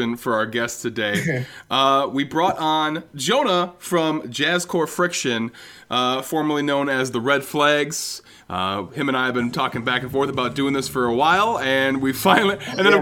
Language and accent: English; Plymouth, Wisconsin, United States; I'm from Sheboygan County, which is right in between here and Oshkosh.